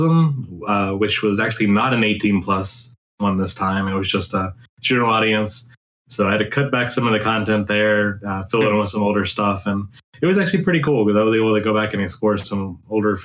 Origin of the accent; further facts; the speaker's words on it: Birmingham, Alabama, United States; moved away; Birmingham, my hometown.